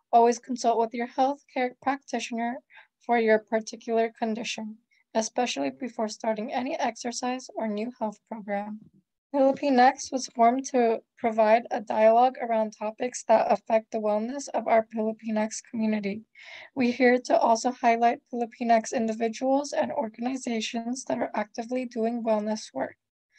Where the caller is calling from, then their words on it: Temecula, California, United States; My family is from Pangasinan, and I am currently streaming from Temecula.